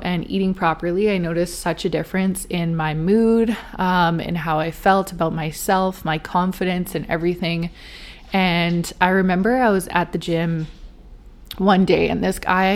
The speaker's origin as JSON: {"language": "English", "town": "Vancouver", "region": "British Columbia", "country": "Canada", "tie": "born or raised there", "said": "I'm born and raised in Vancouver, BC, just outside of it."}